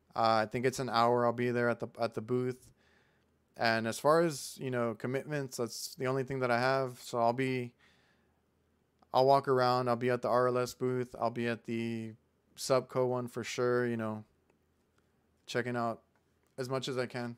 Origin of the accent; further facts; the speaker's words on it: Mission, Texas, United States; I'm from Mission